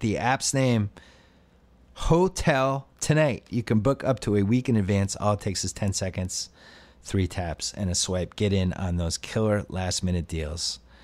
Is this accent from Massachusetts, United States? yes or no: yes; Boston, Massachusetts, United States; I grew up in Boston